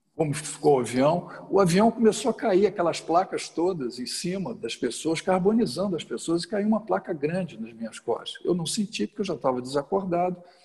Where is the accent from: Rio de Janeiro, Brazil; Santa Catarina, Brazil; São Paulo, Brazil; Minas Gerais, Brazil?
Rio de Janeiro, Brazil; sou carioca, passei a minha adolescência toda a vida de atleta, fui nadador do Flamengo, joguei basquete no Botafogo